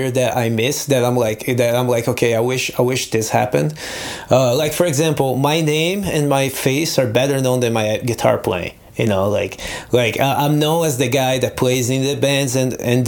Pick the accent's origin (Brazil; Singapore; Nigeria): Brazil; English is a second language; moved away as an adult; also born or lived in Nebraska, United States / California, United States; now in United States; I grew up in Brazil